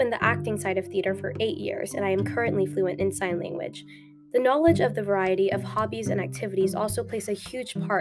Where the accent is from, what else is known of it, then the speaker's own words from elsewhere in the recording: Frierson, Louisiana, United States; moved away; also born or lived in Dallas, Texas / Shreveport, Louisiana; I'm from Dallas, Texas, but I was born in Frierson, Louisiana, which has a whopping population of 209 people.